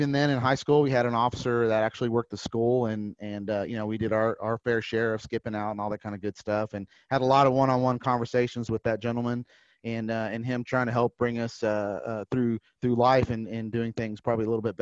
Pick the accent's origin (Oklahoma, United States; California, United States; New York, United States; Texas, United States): Texas, United States; San Antonio; also born or lived in Brownsville, Texas / Leander, Texas; I grew up in San Antonio, Texas